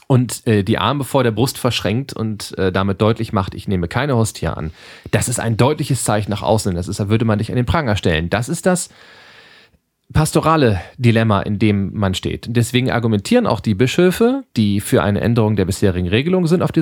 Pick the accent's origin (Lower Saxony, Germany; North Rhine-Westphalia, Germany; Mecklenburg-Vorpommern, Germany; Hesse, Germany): Lower Saxony, Germany; born there; now in Ruhr, Germany; jetzt muss ich mal als, als gebürtiger Südoldenburger dagegen kloppen. Ähm, dafür kennt man hier im Ruhrgebiet, da wo wir beide nun auch sind